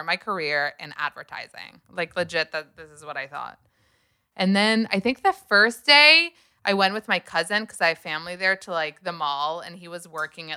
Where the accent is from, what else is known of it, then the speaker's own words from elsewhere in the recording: United States; moved away; I'm American